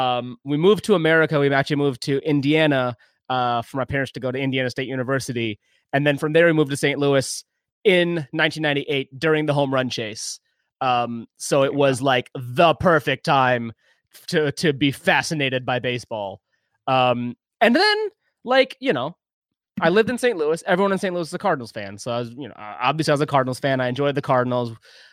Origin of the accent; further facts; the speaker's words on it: Pakistan; born there; I was born in Pakistan.